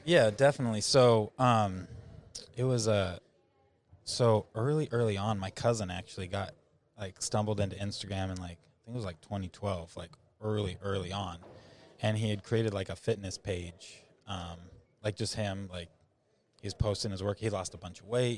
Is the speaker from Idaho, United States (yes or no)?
yes; rural Idaho, United States; I grew up in rural Idaho, so I grew up on a small ranch